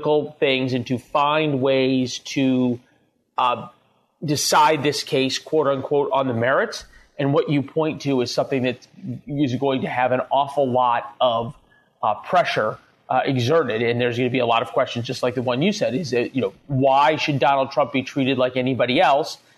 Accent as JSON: {"language": "English", "town": "St. Louis", "region": "Missouri", "country": "United States", "tie": "born or raised there", "said": "my hometown of St. Louis"}